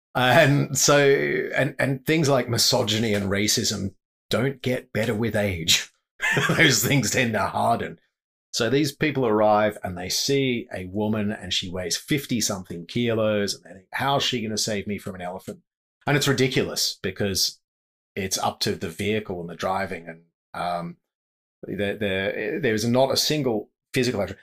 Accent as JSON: {"language": "English", "town": "Sydney", "region": "New South Wales", "country": "Australia", "tie": "born or raised there", "also_born_or_lived": "Zimbabwe / South Africa / Okavango Delta, Botswana", "moved": "as an adult", "said": "growing up in Sydney"}